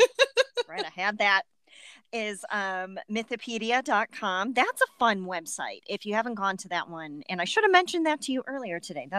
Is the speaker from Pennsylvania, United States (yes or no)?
no; Cleveland, Ohio, United States; accent: Cleveland; my Cleveland accent.